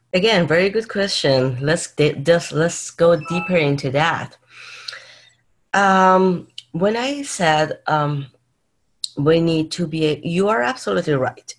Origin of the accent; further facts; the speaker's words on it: Tehran, Tehran Province, Iran; now in California, United States; I was born in Iran, in Tehran